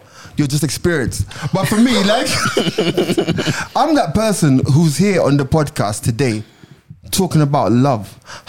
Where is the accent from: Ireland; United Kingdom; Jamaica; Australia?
Jamaica; Because I'm Jamaican, so like...